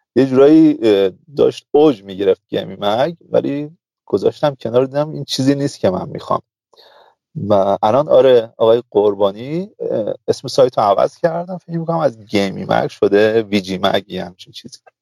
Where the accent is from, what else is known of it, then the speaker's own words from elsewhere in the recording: Zahedan, Sistan and Baluchestan, Iran; من متولد زاهدانم